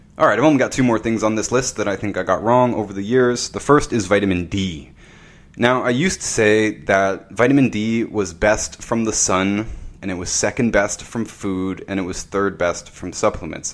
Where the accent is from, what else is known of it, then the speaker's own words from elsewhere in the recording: Canada; I'm from Canada